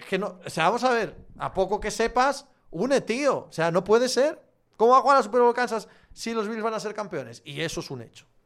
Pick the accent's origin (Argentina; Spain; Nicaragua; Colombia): Spain; Galicia; yo soy del oeste de Galicia y no me sonaban absolutamente nada